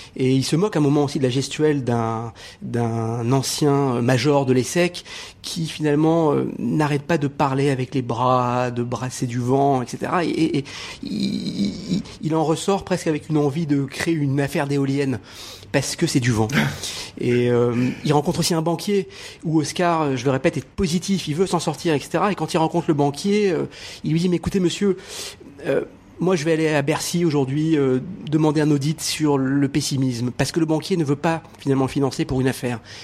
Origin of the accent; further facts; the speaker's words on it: Morocco; je suis né au Maroc